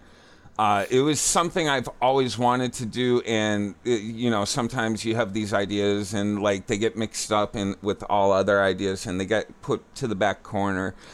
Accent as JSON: {"language": "English", "town": "Worcester", "region": "Massachusetts", "country": "United States", "tie": "born or raised there", "said": "originally, I grew up in Worcester, Mass"}